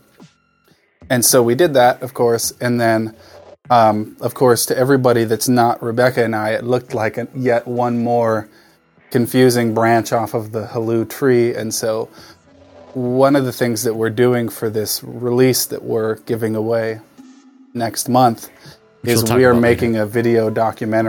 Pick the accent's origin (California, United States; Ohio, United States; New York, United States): California, United States; Southern; I grew up in Southern California